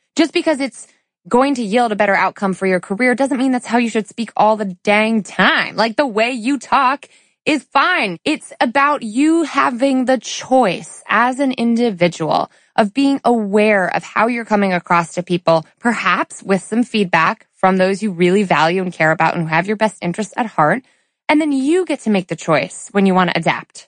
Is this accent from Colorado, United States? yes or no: no; suburban Connecticut, United States; we go to Chili's in suburban Connecticut where we're from, right? Where I was born and raised